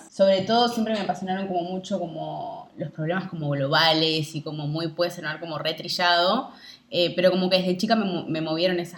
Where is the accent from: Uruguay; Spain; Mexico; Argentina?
Uruguay; Montevideo; Hoy estoy en Montevideo, estoy en Uruguay, en Montevideo.